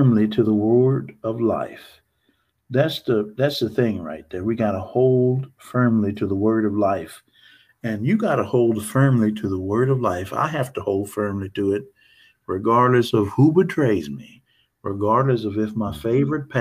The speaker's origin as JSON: {"language": "English", "region": "Northeast Texas", "country": "United States", "said": "I'm from Northeast Texas"}